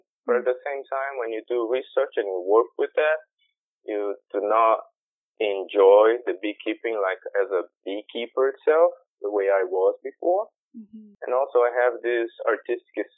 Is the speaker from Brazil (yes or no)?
yes; Brazil; I'm from Brazil. I'm Brazilian.